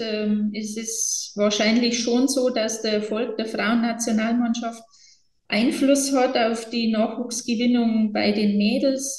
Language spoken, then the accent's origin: German; Bavaria, Germany; bei uns in Bayern